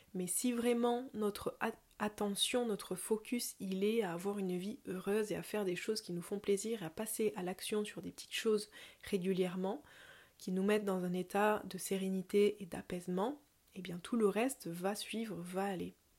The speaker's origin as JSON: {"language": "French", "area": "south of Toulouse", "region": "Occitania", "country": "France", "accent": "southern", "said": "Mais je viens d'en dessous de Toulouse, une petite heure de Toulouse dans les montagnes"}